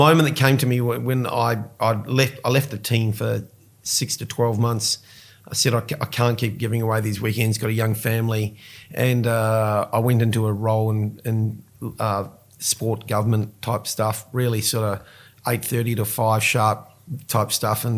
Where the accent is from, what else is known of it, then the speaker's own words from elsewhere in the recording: New Zealand; now in Australia; I'm a New Zealander.